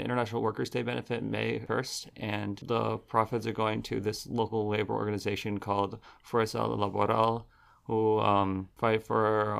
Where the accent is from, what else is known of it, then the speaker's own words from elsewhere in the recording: Providence, Rhode Island, United States; I'm a punk from Providence